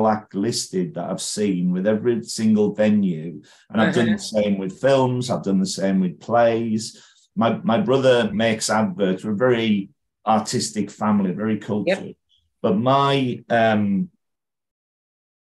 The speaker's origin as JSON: {"language": "English", "town": "Carlisle", "region": "North West England", "country": "United Kingdom", "tie": "born or raised there", "said": "I was born in Carlisle"}